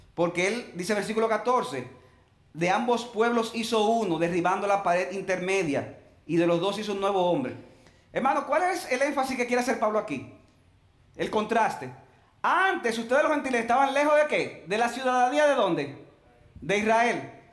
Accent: Dominican Republic; Nosotros los cristianos, que seamos dominicanos

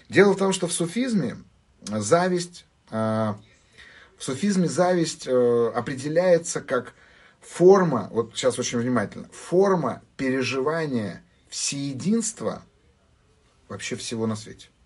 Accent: Armenia; Я, так сказать, армянин, а, и у армян очень сильно культурологически выражена зависть.

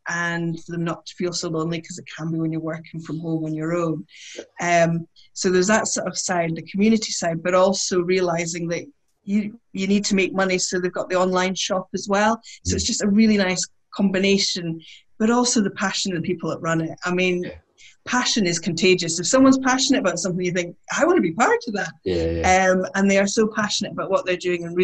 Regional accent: Aberdeen, Scotland, United Kingdom; I grew up in Aberdeen, which is a city

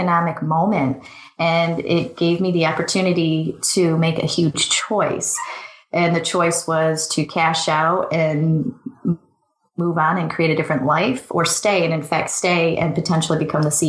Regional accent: Michigan, United States; moved away as an adult; also born or lived in Sydney, Australia / Chicago; I grew up in Michigan

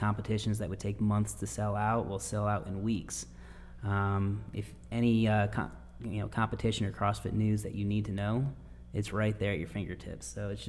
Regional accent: Michigan, United States; now in Upstate South Carolina, United States; I'm originally from Michigan.

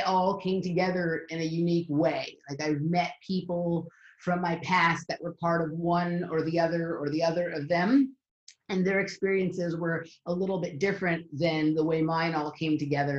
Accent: Los Angeles, California, United States; I'm from Los Angeles, California, and I grew up um, kind of with a blend of the cultures around both competitive gymnastics and uh, Hollywood here in Los Angeles

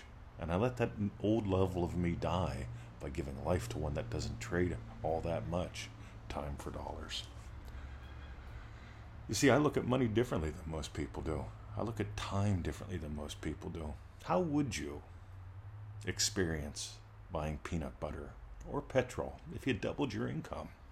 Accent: United States; now in Australia; I love that I got to grow up in America

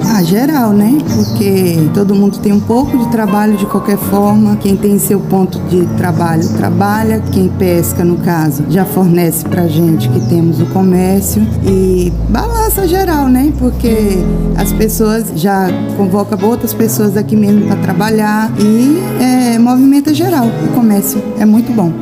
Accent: Ilhéus, Bahia, Brazil; Eu sou nativa daqui, nasci aqui na Lagoa Encantada

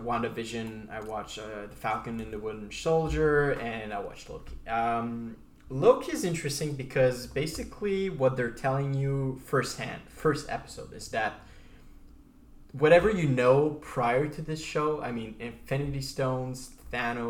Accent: Canada; We're Canadian as hell.

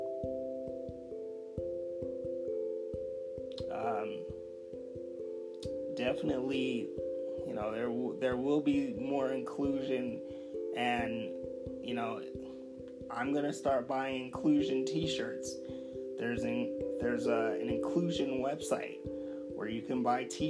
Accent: Denver, Colorado, United States; I'm from Denver, Colorado.

